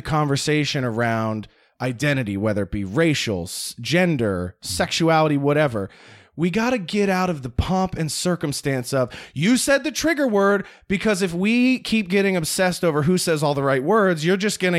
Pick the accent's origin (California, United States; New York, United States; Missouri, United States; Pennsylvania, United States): Pennsylvania, United States; Philadelphia; I grew up on the East Coast